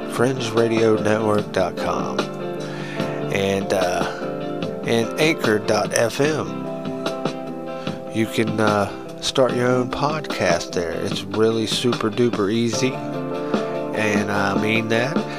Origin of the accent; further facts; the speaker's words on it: United States; we're American